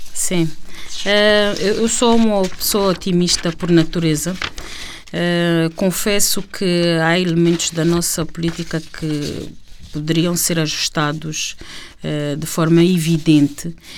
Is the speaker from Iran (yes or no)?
no; Luanda, Luanda Province, Angola; nossa Luanda, quando nós crescemos aqui no Alvalade